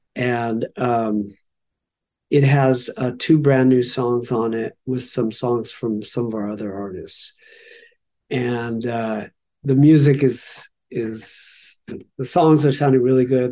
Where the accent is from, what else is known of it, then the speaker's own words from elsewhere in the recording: Los Angeles, California, United States; we grew up in Los Angeles